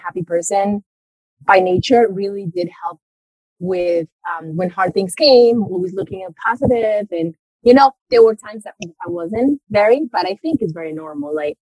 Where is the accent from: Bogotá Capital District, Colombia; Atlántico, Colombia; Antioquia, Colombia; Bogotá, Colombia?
Antioquia, Colombia; Medellín; moved away; I was born and raised in Colombia, so in South America. And it's very interesting. I had a very interesting childhood because I was born in Medellin